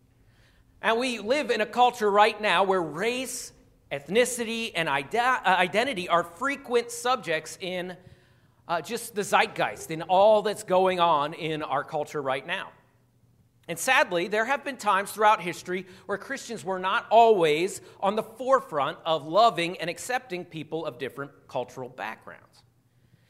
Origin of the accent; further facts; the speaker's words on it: Philadelphia, Pennsylvania, United States; moved away as an adult; also born or lived in Arkansas; I grew up 30 minutes outside of Philadelphia. I spent 22 years there